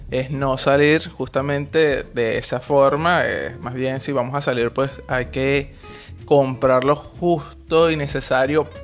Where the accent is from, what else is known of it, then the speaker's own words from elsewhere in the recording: Venezuela; moved away as an adult; now in Buenos Aires, Argentina; nosotros somos venezolanos